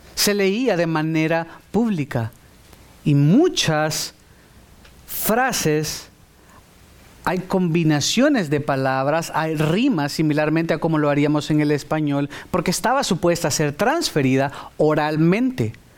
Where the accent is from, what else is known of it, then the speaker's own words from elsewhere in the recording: El Salvador; Yo soy salvadoreño y soy, seré siempre salvadoreño